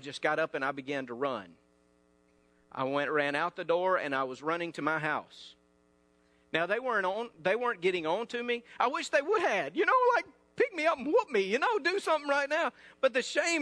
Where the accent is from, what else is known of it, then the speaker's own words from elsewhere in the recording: North Mississippi, United States; I'm from North Mississippi.